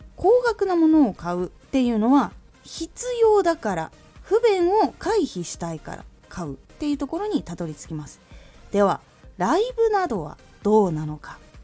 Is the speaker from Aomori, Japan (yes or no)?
yes; Aomori, Japan; 私の地元青森でも基本的にはバスが1日に数本とかしかない